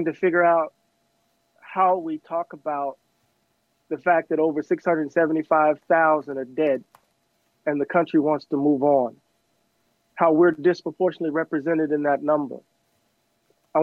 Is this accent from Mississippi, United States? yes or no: yes; Mississippi, United States; me growing up in Mississippi